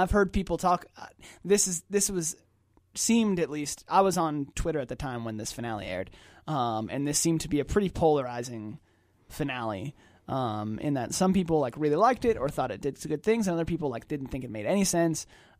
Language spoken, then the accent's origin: English; Atlanta, Georgia, United States; We're biased because we're from Atlanta.